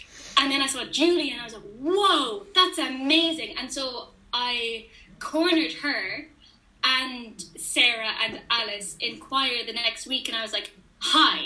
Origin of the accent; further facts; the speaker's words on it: Cobh, Munster, Ireland; I'm from Cove